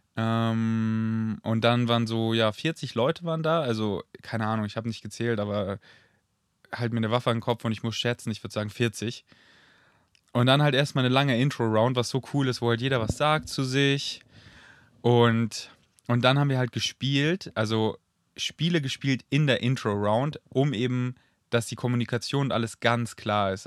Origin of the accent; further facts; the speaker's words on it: near Munich, Bavaria, Germany; in der Nähe von, oder in München zurück, in der Nähe, wo, wir, wo ich wohne, also wo ich aufgewachsen bin, wo ich mein Elternhaus habe